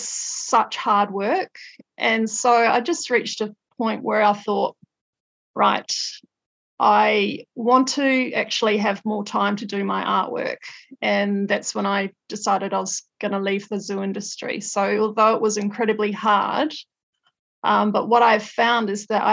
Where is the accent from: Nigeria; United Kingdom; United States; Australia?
Australia; moved away as an adult; also born or lived in North Island, New Zealand; now in New Zealand; I was born in the North Island of New Zealand, and then my family moved to Australia when I was 10, and then I lived in Australia for 20 years.